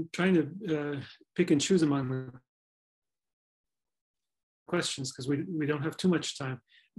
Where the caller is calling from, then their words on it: South Africa; I'm writing from South Africa, and our ANC-led government, in rhetoric at least, wholeheartedly supports the Palestinian cause